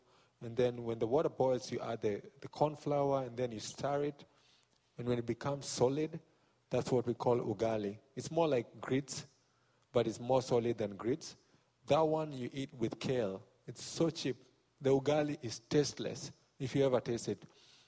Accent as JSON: {"language": "English", "region": "Nairobi", "country": "Kenya", "tie": "born or raised there", "moved": "yes", "lives_now": "United States", "said": "I was born in Matare, Nairobi, Kenya. I grew up hungry"}